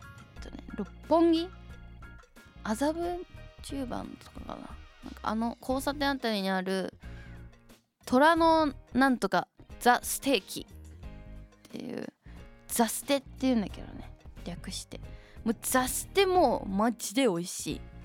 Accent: Shizuoka, Japan; 静岡県出身

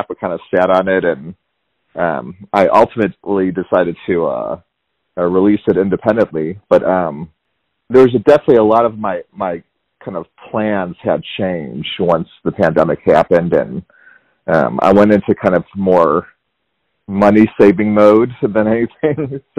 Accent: Chicago, Illinois, United States; moved away as an adult; also born or lived in Tucson, Arizona / Savannah, Georgia; now in Atlanta, United States; I'm from Chicago. So I grew up in oh, the cool. Chicago area. Went to high school around there, and then when I graduated high school, I I ended up going to the University of Arizona in Tucson.

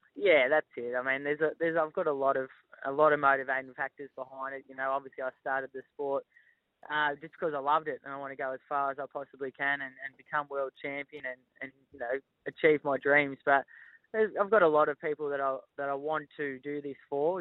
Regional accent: Melbourne, Victoria, Australia; moved away as an adult; now in northern New South Wales, Australia; we were born and bred in Melbourne, but we moved to northern New South Wales uh, five years ago

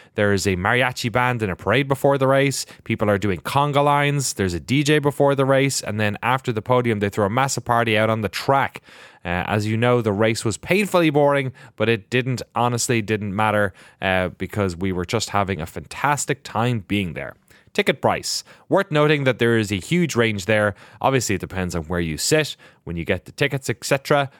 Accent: Ireland; we're very spooky, mythical pe-, people as Irish

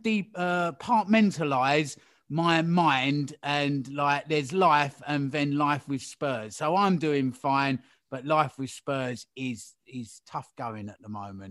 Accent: Hackney, London, United Kingdom; I am from Hackney

